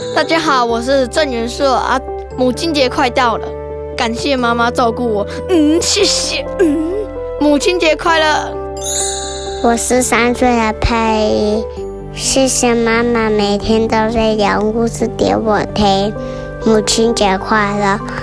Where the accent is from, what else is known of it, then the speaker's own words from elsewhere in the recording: Hsinchu, Taiwan; 我来自新竹，我读大班